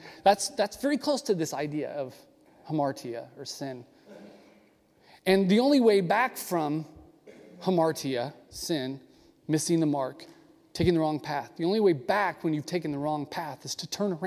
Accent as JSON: {"language": "English", "country": "United States", "said": "as American Christians"}